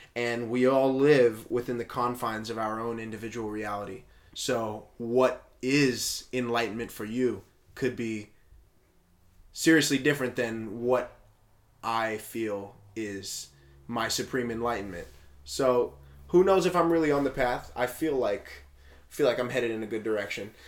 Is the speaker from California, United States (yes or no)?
no; West Hazleton, Pennsylvania, United States; I went to uh, an elementary school in West Hazleton, a Polish Catholic elementary school